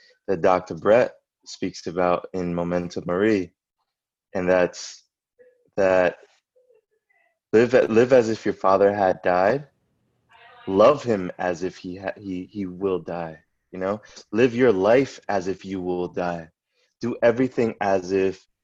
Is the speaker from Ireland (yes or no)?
no; Puerto Rico; I was born in Atorrey